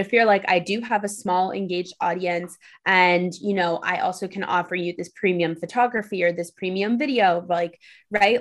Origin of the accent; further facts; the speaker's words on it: New York City, New York, United States; I grew up in New York City